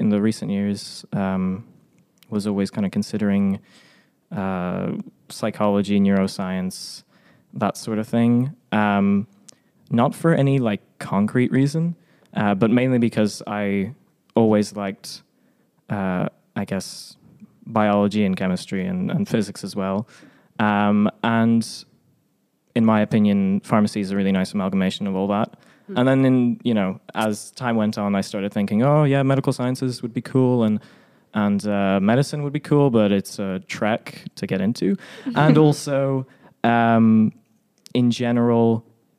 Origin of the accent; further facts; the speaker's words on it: Ireland; also born or lived in Poland; I was born in Poland, spent very little time there, although all my family's from there, and swiftly moved to Ireland when I was very young, and hence no Eastern European sounding accent